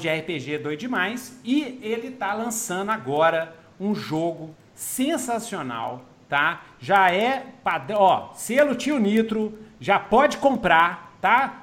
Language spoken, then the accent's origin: Portuguese; Minas Gerais, Brazil; eu sou mineiro que fala uai